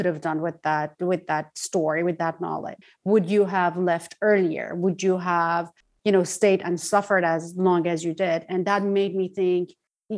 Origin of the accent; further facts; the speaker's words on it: Tehran, Tehran Province, Iran; moved away as an adult; now in Los Angeles, United States; I am Iranian. I was born in Tehran. I was raised in Tehran till I was 23 years old. And right now I'm based in Los Angeles